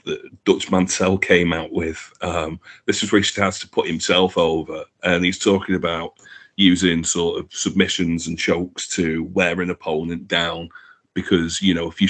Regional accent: Manchester, North West England, United Kingdom; I come from Manchester

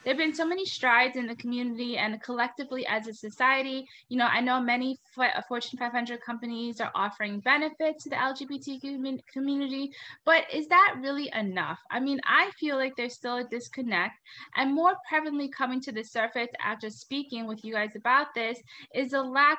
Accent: Trinidad & Tobago; I'm Indian, I'm from Trinidad

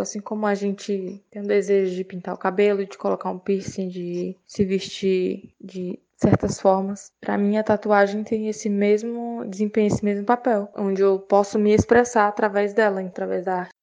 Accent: Fortaleza, Ceará, Brazil; eu tenho 25 anos e sou de Fortaleza

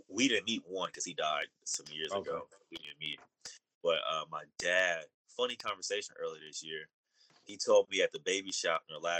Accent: Oakland, California, United States; now in Long Beach, United States; growing up in Oakland, I was living with my mom

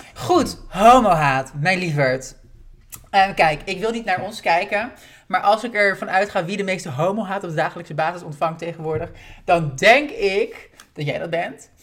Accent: Haarlem, North Holland, Netherlands; also born or lived in Bloemendaal; ik kom uit Haarlem en Bloemendaal

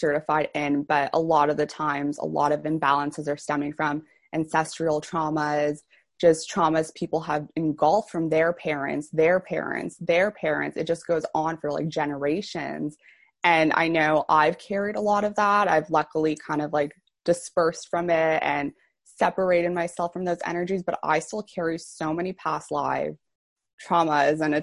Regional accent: Toronto, Ontario, Canada; I'm from Toronto, Canada.

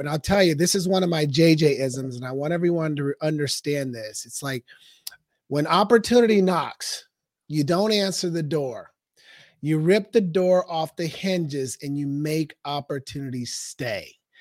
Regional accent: Portland, Oregon, United States; moved away as an adult; now in Scottsdale, United States; I was raised in Northeast Portland.

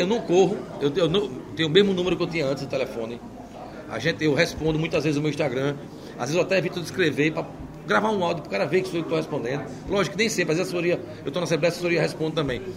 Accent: Maceió, Alagoas, Brazil; Eu sou nascido e criado em Maceió

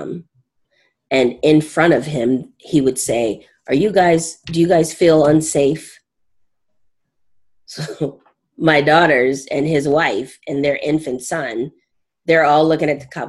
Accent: Southern California, United States; moved away; also born or lived in Maine; I'm from Southern California.

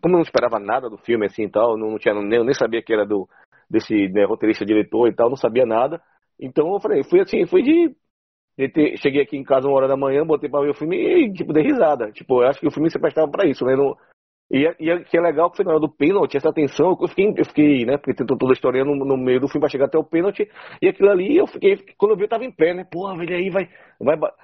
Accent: Brazil; nós somos brasileiros

